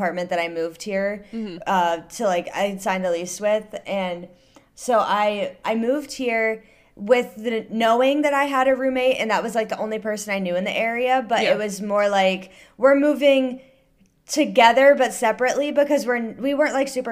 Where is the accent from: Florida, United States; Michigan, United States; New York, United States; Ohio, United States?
Ohio, United States; moved away as an adult; now in Northern Virginia, United States; I was born and raised in Ohio, grew up there, went to school there, everything